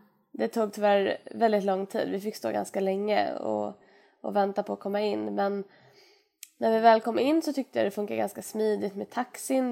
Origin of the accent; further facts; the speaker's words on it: Sweden; oss som är svenskar